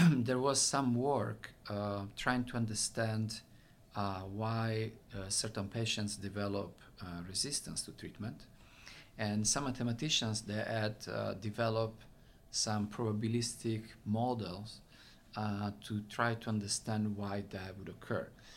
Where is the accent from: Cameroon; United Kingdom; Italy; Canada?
Italy; accent: Italian; English is a second language; moved away as an adult; now in United States; I'm from Italy. You probably can tell from my very thick accent.